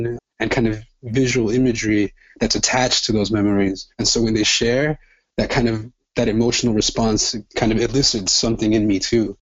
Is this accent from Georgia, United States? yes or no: no; Los Angeles, California, United States; born or raised there; also born or lived in El Salvador